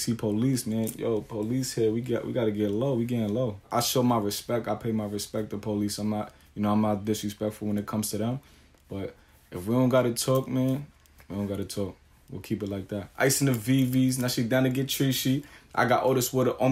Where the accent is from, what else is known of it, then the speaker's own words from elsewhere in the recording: New York City, New York, United States; I was born and raised in Staten Island.